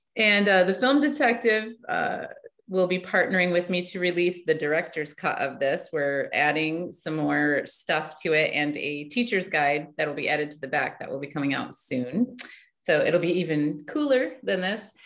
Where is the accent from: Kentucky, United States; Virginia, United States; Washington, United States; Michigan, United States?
Michigan, United States; I grew up in Michigan